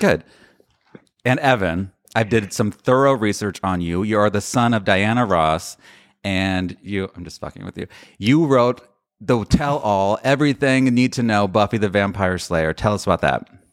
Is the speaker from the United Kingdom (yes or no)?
no; Sicily, Italy; I am from Sicily